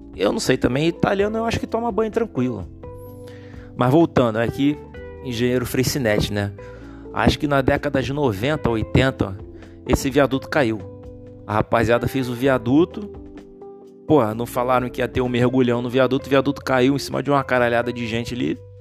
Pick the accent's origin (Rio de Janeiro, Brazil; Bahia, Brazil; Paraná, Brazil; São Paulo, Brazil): Rio de Janeiro, Brazil; eu nasci no Rio de Janeiro